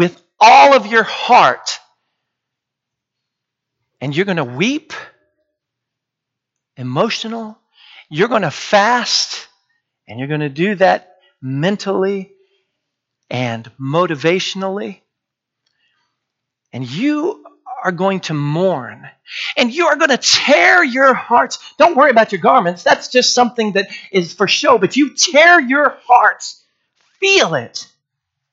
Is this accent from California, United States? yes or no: no; Washington, United States; growing up in Washington State